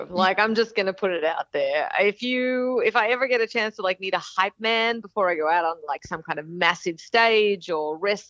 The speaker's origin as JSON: {"language": "English", "country": "Australia", "tie": "born or raised there", "accent": "Australian", "moved": "yes", "lives_now": "United States", "said": "Yeah, I live in Texas, so we're a state unto ourselves, but I grew up in Australia. I only moved 7 years ago, so it's predominantly Australian accent, but then there's, you know, so like y'all has definitely crept in there"}